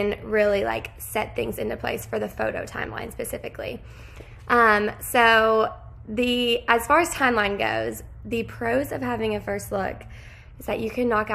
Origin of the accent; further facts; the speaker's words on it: Lexington, Kentucky, United States; I am from Lexington, Kentucky